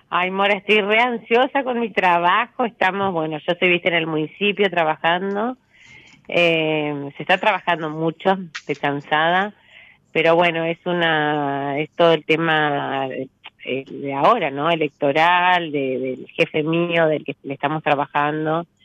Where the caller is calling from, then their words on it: Santa Cruz, Argentina; soy la que estaba acá en el sur, en Santa Cruz, que siempre hablamos.